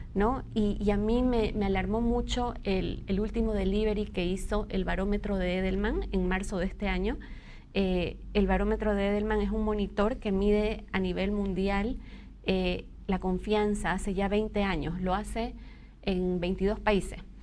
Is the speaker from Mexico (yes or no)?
no; Bolivia; como sociedad boliviana